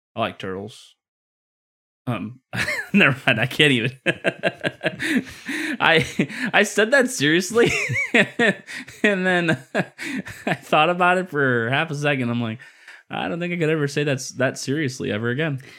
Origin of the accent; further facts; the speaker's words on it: Midwest, United States; moved away; growing up in the Midwest too